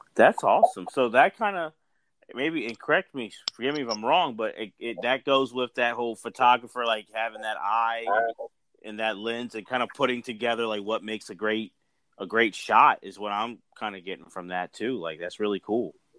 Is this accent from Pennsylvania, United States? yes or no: yes; Philadelphia, Pennsylvania, United States; I'm Philly. I'm from Philly.